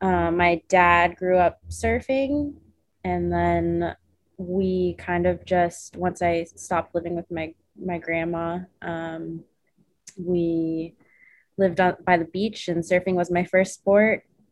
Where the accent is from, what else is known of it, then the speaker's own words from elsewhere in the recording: San Diego, California, United States; I grew up in San Diego. My parents met in San Francisco in the Bay Area, and they moved down there because the rest of my family had immigrated